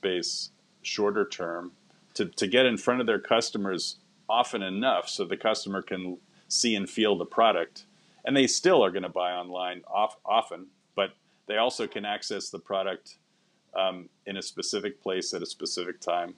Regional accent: Boston, Massachusetts, United States; moved away; also born or lived in New York / London / Berlin; I was born in Boston

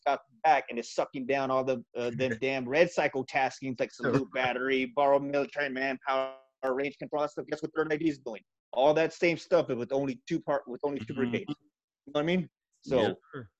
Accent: Texas, United States; I'm a Texan

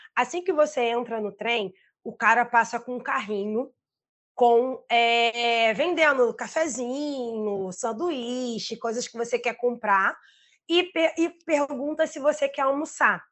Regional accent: Rio de Janeiro, Brazil; also born or lived in Pará; eu sou do mundo, mas eu sou carioca, né? Do Rio, né?

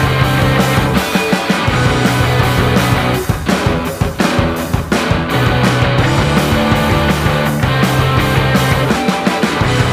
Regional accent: Ohio, United States; also born or lived in Chicago; move back here home to Ohio

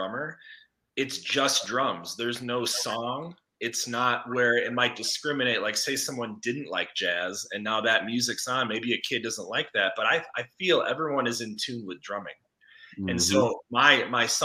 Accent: Chicago, Illinois, United States; moved away as an adult; now in Colorado, United States; I grew up in Chicago

